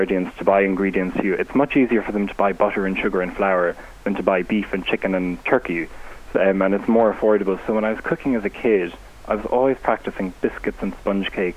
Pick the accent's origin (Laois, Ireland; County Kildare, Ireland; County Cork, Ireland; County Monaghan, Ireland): County Cork, Ireland; North; I grew up in North County Cork, between the towns of Fermoy and Mallow